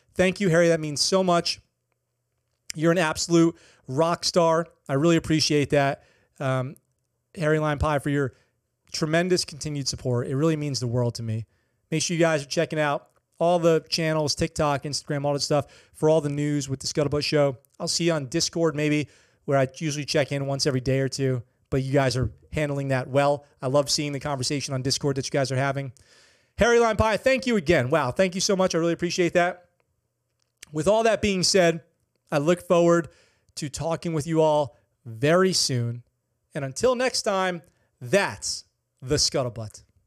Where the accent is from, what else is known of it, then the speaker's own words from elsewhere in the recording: Okinawa, Japan; a hometown hero story from my hometown, Okinawa